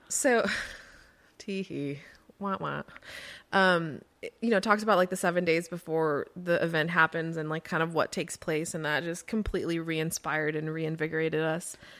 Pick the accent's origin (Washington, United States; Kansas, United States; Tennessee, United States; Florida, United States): Florida, United States; moved away; I grew up in Florida